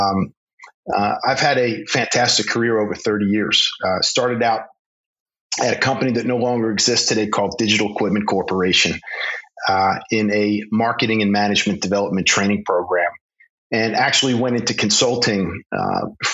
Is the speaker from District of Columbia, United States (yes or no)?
no; Philadelphia, Pennsylvania, United States; also born or lived in Poland / Russia; I was born in Philadelphia, Pennsylvania, and I was fortunate growing up. I spent about a third to almost a half of my childhood, not just in the United States, but in Poland and in Russia